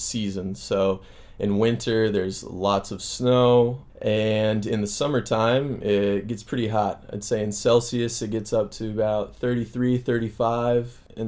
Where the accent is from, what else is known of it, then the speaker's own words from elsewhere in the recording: Springfield, Missouri, United States; moved away as an adult; now in Chile; I'm from Missouri in the United States. I'm actually from a city called Springfield